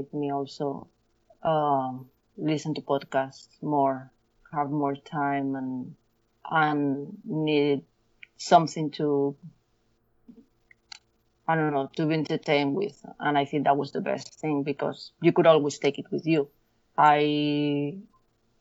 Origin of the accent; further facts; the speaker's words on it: León, Castile and León, Spain; moved away as an adult; now in Barcelona, Spain; I was born in a city called León